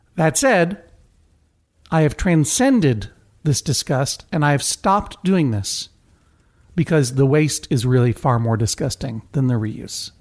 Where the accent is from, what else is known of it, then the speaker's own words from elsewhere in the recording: Brookline, Massachusetts, United States; growing up in Brookline